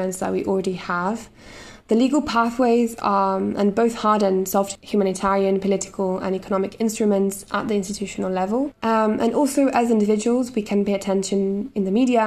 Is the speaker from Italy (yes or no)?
yes; Italy; In my home country, Italy